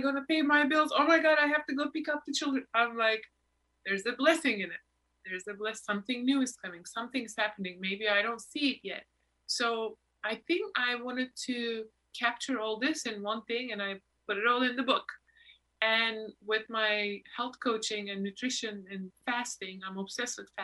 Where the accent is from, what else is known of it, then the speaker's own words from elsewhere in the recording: Turkey; also born or lived in New York; now in Los Angeles, United States; Why did I born in Turkey?